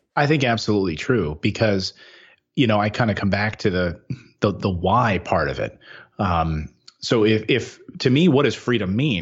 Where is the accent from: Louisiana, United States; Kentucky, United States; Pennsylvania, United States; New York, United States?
Pennsylvania, United States; Philadelphia; moved away as an adult; move to Philadelphia, back home, my hometown